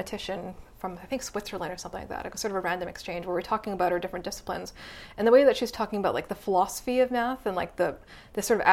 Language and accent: English; Canada; I was born in Canada